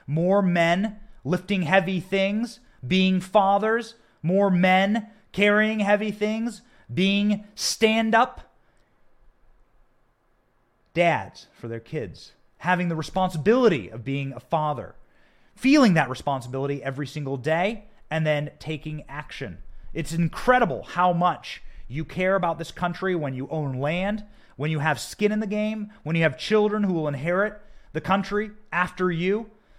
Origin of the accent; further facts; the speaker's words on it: Iowa, United States; I'm from Iowa. There's plenty of cows.